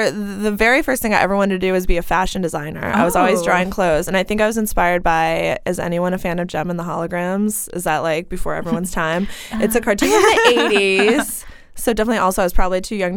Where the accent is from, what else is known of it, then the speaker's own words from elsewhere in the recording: Clarion, Pennsylvania, United States; I grew up in Western Pennsylvania, a really small town called Clarion